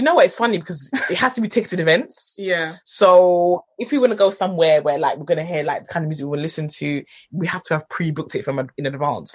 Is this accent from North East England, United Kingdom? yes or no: no; London, United Kingdom; We're both from Hackney